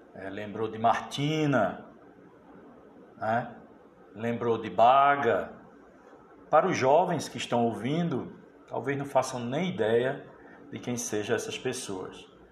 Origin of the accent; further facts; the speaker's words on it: Pedra, Pernambuco, Brazil; Há 54 anos, eu nasci na Cidade da Pedra, inclusive a, ah, não foi no, no hospital, nasci ali